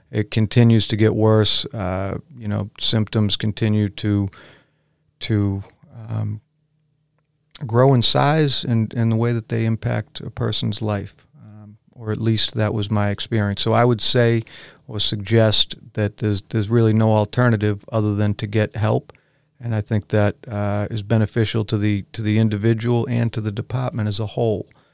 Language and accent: English; Braintree, Massachusetts, United States; now in Weymouth, United States; I was raised, however, in the neighboring town of Braintree, and I loved growing up there, too.